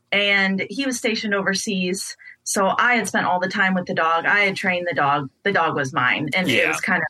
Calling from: Des Moines, Iowa, United States; I am calling from Des Moines, Iowa

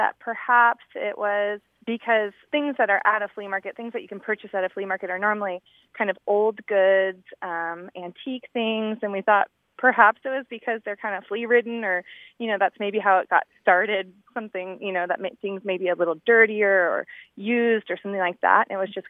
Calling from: Orange County, California, United States; I'm calling from Orange County.

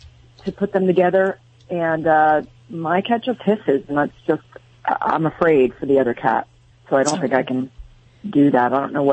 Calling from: Carlsbad, California, United States; Carlsbad, California.

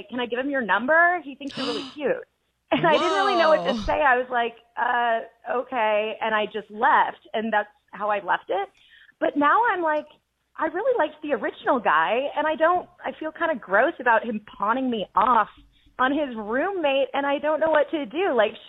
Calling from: Mesa, Arizona, United States; from Mesa, Arizona.

